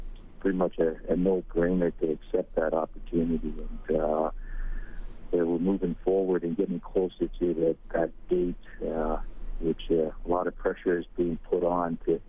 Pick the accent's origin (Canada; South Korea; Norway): South Korea; born there; I was born here in Korea.